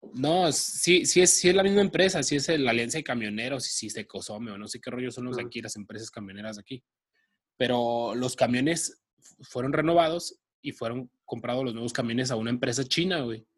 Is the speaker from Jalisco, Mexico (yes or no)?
yes; Guadalajara, Jalisco, Mexico; nosotros somos de Guanatos.